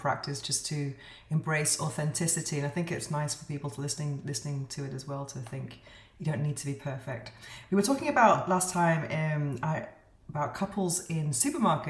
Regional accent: United Kingdom; now in Spain; Here in Spain, I'm British, but I live in Spain

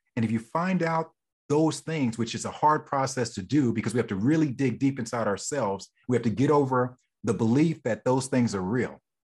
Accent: Oklahoma, United States; moved away; I'm originally from Oklahoma

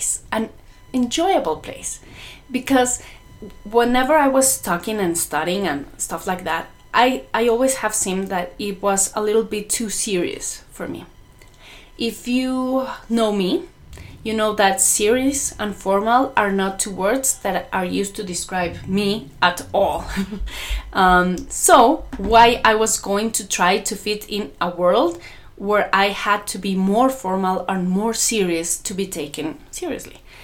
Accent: Mexico; English is a second language; because of my accent. I'm not an English native speaker. I'm Mexican

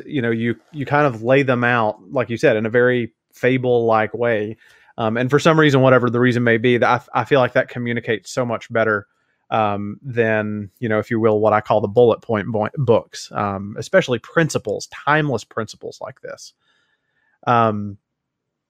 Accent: Tennessee, United States; growing up in Tennessee and having been a UT Vols fan for most of my life

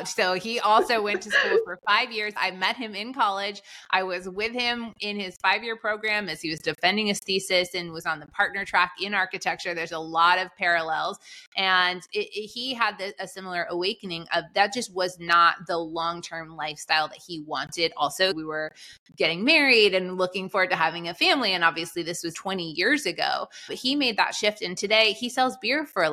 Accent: Boston, Massachusetts, United States; I grew up in Boston

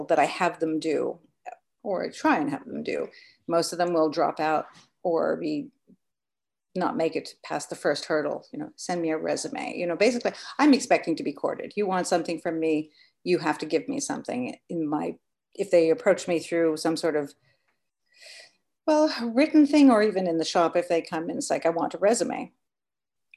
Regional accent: United Kingdom; now in New York, United States; I'm British, so I really grew up a lot with manners and that whole breeding being built

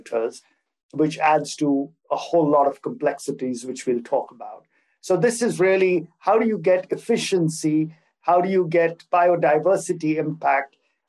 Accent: Singapore; also born or lived in Hong Kong / India; now in Geneva, Switzerland; I am a Singaporean of Indian origin, so I have a little bit of a world citizenship built into me. And I've been living in Switzerland for the past 12 years, having lived in Singapore before this for about 15 years

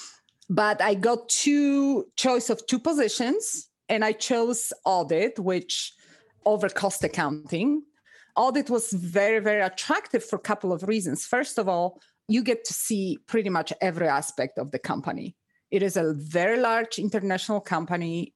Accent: Poland; moved away as an adult; also born or lived in Reno, Nevada, United States; now in United States; I'm originally from Poland

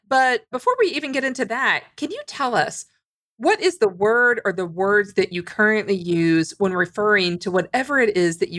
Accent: Louisiana, United States; like me, kind of grew up adjacent to that. And I grew up in Louisiana.

